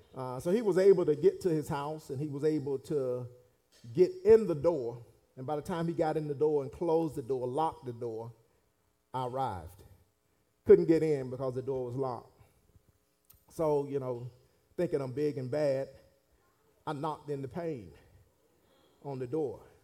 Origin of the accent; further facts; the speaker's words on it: Raleigh, North Carolina, United States; I actually grew up in Raleigh, but I grew up in Raleigh